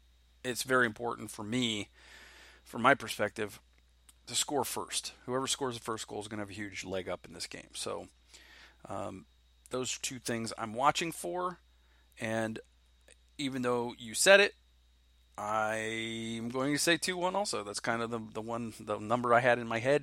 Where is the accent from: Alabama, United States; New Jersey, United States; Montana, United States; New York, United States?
New Jersey, United States; I'm actually from New Jersey.